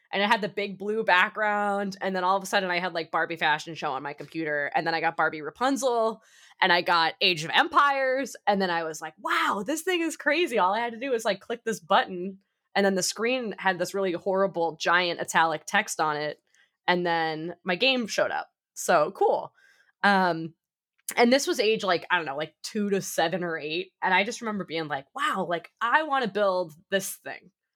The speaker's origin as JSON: {"language": "English", "town": "Boston", "region": "Massachusetts", "country": "United States", "said": "I'm from the Boston area"}